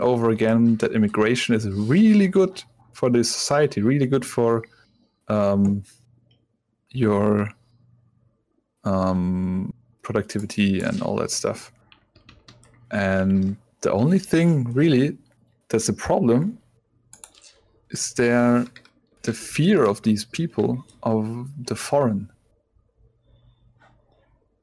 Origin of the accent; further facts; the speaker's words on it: Konstanz, Baden-Württemberg, Germany; English is a second language; moved away; I grew up in Constance, and in our house there was a Turkish family